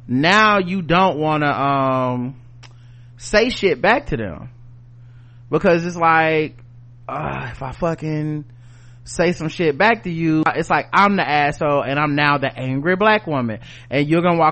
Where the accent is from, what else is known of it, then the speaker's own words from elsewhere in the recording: the South, United States; I'm from the South